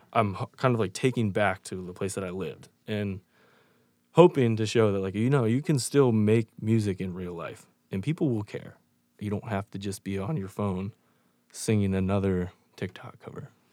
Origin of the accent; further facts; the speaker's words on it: York, Pennsylvania, United States; now in Chicago, United States; I grew up in York, Pennsylvania, moved to Chicago